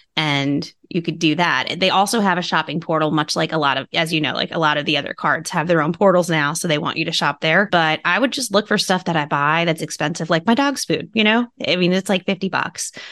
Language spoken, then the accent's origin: English; Long Island, New York, United States; I'm from New York. I grew up on Long Island